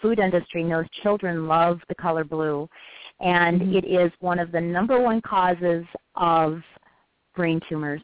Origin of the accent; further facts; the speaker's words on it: United States; we Americans